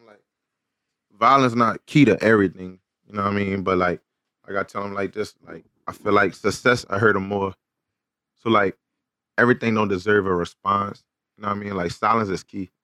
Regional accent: New Orleans, Louisiana, United States; moved away as an adult; now in Houston, United States; my hometown in New Orleans

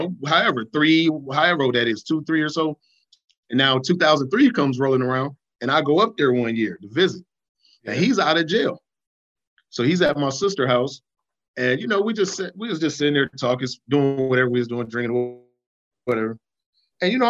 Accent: Minnesota, United States; also born or lived in Cleveland, Ohio; I'm originally from Cleveland. I was born in Cleveland, and I was raised in Minnesota

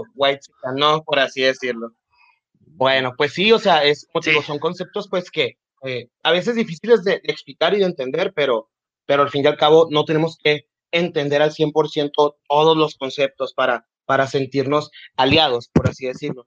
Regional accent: Nogales, Sonora, Mexico; nací en Nogales, Sonora. he vivido aquí toda mi vida

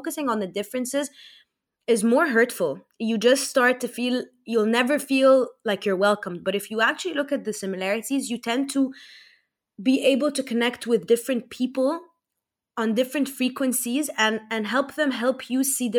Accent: Egypt; also born or lived in United States / Saudi Arabia; I was born in America, raised in Egypt, lived in Saudi for the first 3 years of my life.

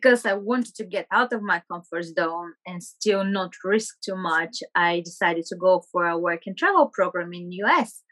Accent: Burgas, Burgas Province, Bulgaria; moved away as an adult; now in London, United Kingdom; I'm from Burgas, a very beautiful town by the beach.

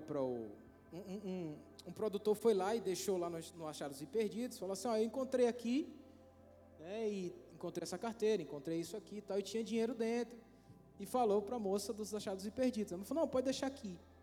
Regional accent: Brazil; eu não aceito isso como brasileiro

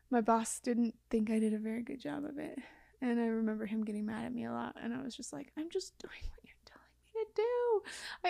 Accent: Mount Pleasant, Utah, United States; I grew up in a small town

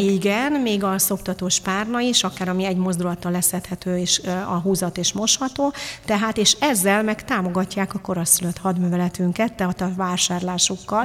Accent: Târgu Mureș, Mureș County, Romania; now in Hungary; én Marosvásárhelyen születtem, ott egy picit valahogy pozitívabbak az emberek

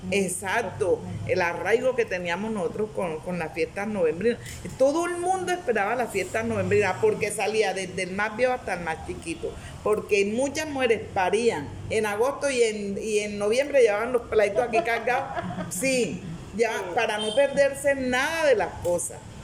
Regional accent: Antioquia, Colombia; nosotros también somos paisa

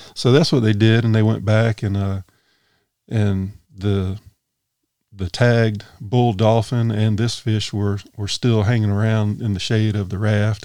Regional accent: Sumter County, South Carolina, United States; I grew up in Sumter County.

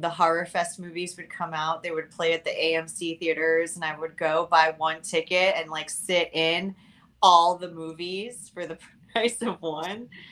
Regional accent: Miami, Florida, United States; moved away as an adult; also born or lived in California; I'm from Miami, Florida. I grew up here, um, but then I left in my very, very wee 20s over to um, California

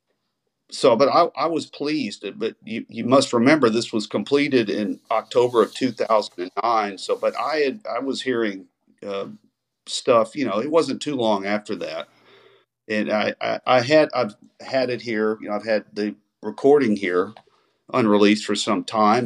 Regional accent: Texas, United States; grew up on here in Texas

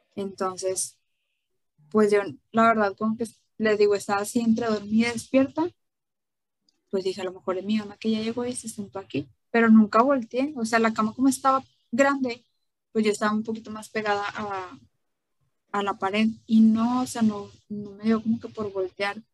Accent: Mexico; esa es una de las tradiciones que, tenemos aquí en México

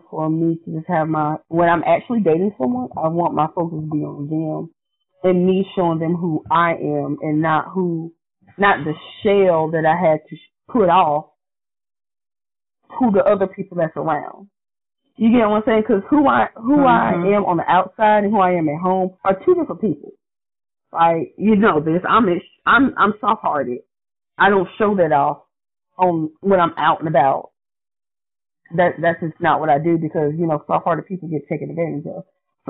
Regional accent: Lumberton, North Carolina, United States; I'm from Lumberton, so I can say it.

